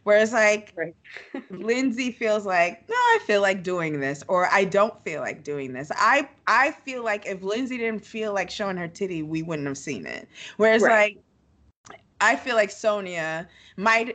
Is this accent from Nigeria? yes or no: yes; Nigeria; I'm Nigerian